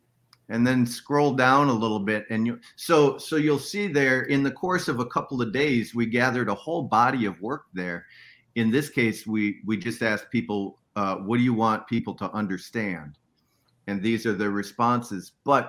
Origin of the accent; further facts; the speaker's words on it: Minnesota, United States; So I'm from Minnesota. Minnesota is a bad place to be living in a trailer in January.